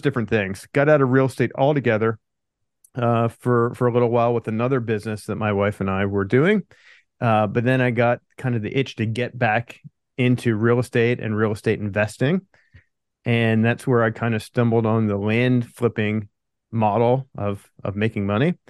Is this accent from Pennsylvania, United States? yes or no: yes; Pennsylvania, United States; moved away as an adult; also born or lived in California; I grew up in Pennsylvania, then I moved out to California after college.